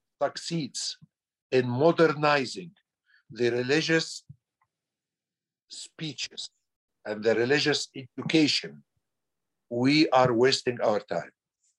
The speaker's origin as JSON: {"language": "English", "country": "Egypt", "second_language": "English", "said": "I am an Egyptian who was born 1950."}